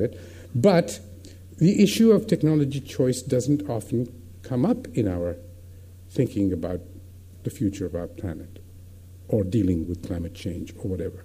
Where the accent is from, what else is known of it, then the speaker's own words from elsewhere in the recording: India; as an Indian